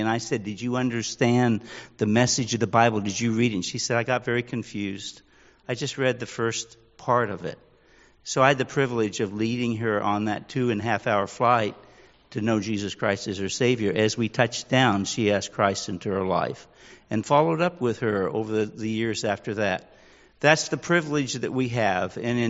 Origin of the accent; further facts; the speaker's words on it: Manila, Metro Manila, Philippines; also born or lived in US West Coast; I grew up in Manila, Philippines, part of my life. I actually was born and raised here on the West Coast for about 7 years.